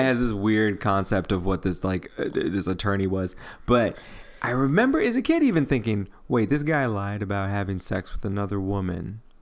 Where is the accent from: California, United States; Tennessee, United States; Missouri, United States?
Missouri, United States; St. Louis; moved away; I just came back from Saint Louis, Missouri, my hometown.